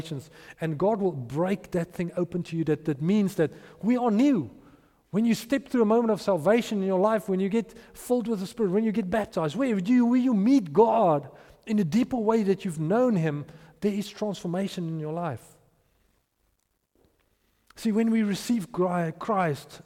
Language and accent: English; Potchefstroom, North West, South Africa; I grew up in Potchefstroom.